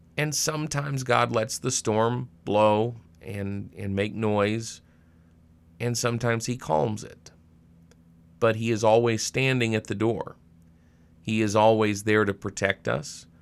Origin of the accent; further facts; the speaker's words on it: Arkansas, United States; now in Monroe, Wisconsin, United States; I grew up in Arkansas